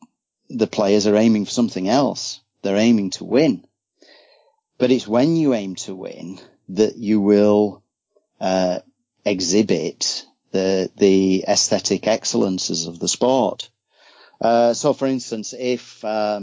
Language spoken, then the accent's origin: English; Yorkshire and the Humber, United Kingdom; I'm from Yorkshire, West Yorkshire, so it's a real rugby stronghold